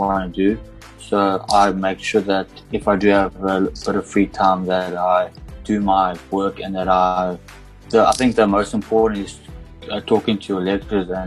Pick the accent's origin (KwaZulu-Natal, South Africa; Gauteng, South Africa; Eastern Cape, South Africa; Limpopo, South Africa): Eastern Cape, South Africa; Grahamstown; I come from Grahamstown, from Graham College